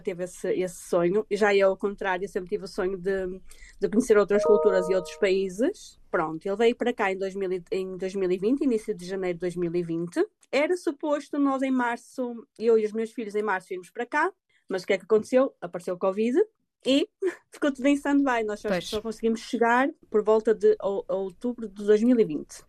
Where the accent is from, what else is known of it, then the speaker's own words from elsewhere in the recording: Portugal; moved away as an adult; now in Ireland; eu sou portuguesa